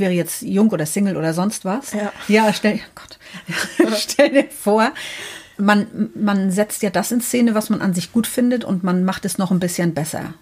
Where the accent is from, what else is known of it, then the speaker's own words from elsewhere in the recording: Northern Germany, Germany; Wir kommen aus dem Norden Deutschlands